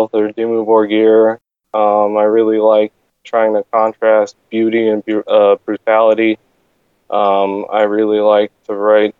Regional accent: Pennsylvania, United States; now in Phoenix, United States; I grew up in Pennsylvania, and we've had snowstorms that have been over 4 feet of snow.

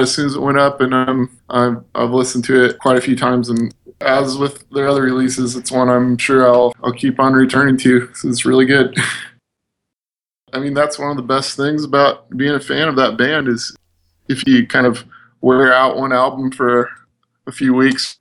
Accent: Midwest, United States; we're from the Midwest

